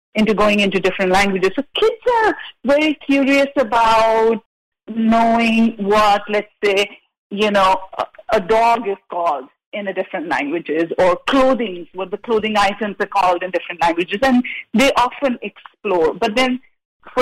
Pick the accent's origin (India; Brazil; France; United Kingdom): India; now in Santa Barbara, United States; I'm from India